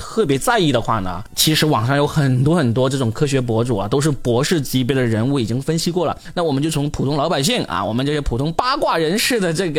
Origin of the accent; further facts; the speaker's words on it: China; 我们作为中国人，我们当然也是反对的，是吧？